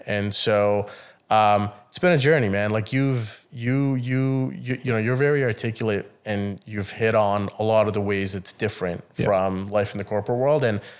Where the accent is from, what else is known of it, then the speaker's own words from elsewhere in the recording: Italy; I've seen what a nice suit is. I grew up in Italy, goddammit.